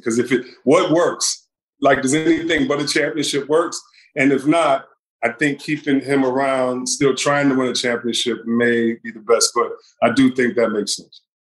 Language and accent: English; Detroit, Michigan, United States; growing up in Detroit